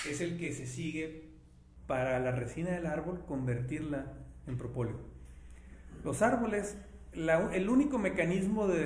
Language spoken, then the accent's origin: Spanish; Ciudad Obregón, Sonora, Mexico; soy de Obregón